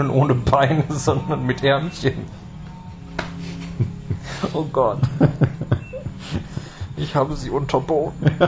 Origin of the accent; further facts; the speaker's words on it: Netherlands; Ich komme aus Holland.